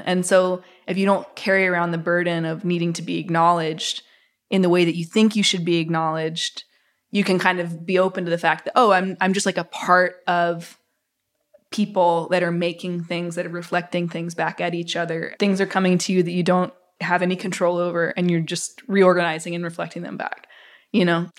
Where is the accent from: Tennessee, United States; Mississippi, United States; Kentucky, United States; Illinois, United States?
Mississippi, United States; growing up in Mississippi